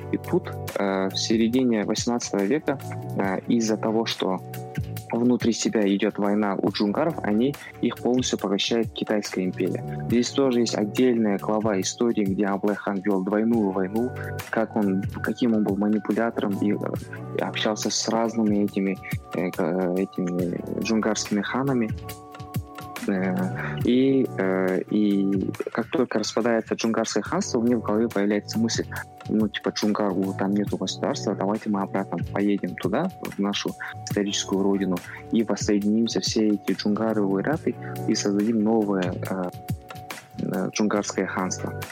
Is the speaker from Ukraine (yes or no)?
no; Aktobe, Aktobe Region, Kazakhstan; Ты же с Актюбе вроде? Да, я из Актюбинска.